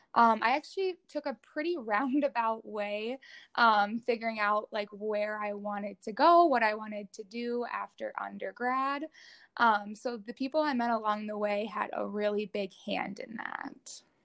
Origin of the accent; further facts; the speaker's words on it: Rogers, Minnesota, United States; I grew up in uh, Rogers, Minnesota, which is just outside like the Twin Cities area